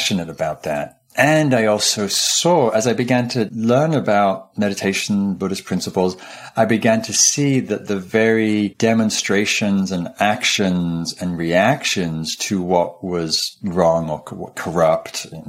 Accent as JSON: {"language": "English", "town": "Newcastle upon Tyne", "region": "North East England", "country": "United Kingdom", "tie": "born or raised there", "said": "I grew up in Northumberland up in Newcastle, which is northeastern England and close to the border of Scotland"}